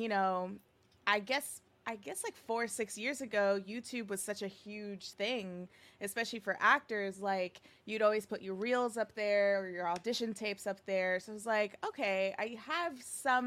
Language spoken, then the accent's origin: English; New York, United States; born and raised in New York